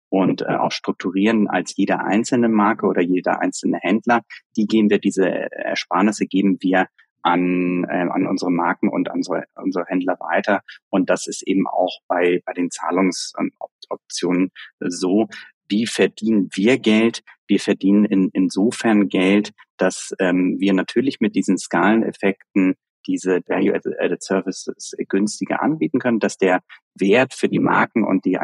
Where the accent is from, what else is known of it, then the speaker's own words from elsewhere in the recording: Germany; können wir beide auch als Deutsche äh, sagen, ich glaube, dass, dass wir ja oft etwas, etwas konservativer an, an Dinge rangehen